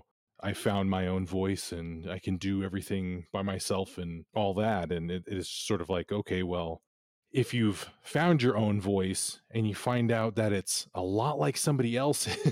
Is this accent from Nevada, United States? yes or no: yes; Nevada, United States; born or raised there; also born or lived in Bay Area, California